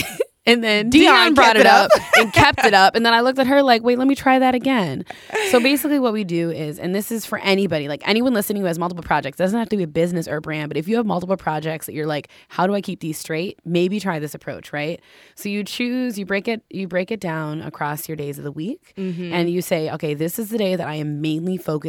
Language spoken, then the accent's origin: English; Minneapolis, Minnesota, United States; And so I kind of spontaneously decided to go home. I'm from Minneapolis. And I decided to go home and just, like, unplug.